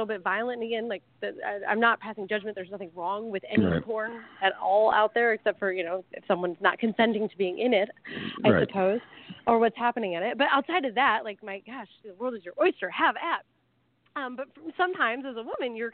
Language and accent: English; Midwest, United States; now in Thailand; I'm from the Midwest.